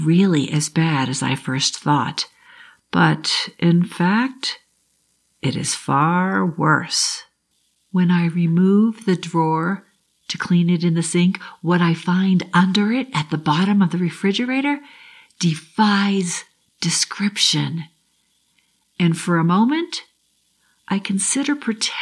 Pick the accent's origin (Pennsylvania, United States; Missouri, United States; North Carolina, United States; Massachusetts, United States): Massachusetts, United States; Boston; I grew up in the South Shore, Boston